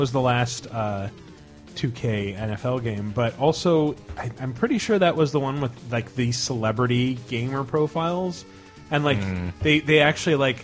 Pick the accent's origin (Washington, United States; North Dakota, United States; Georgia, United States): Washington, United States; Seattle; They were my hometown team